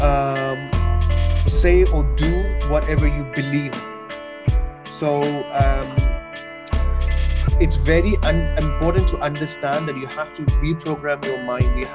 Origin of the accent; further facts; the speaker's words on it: Kuwait; also born or lived in Pakistan; now in London, United Kingdom; I'm originally from Pakistan. Uh, I grew up in Kuwait. Uh, now I'm living in London.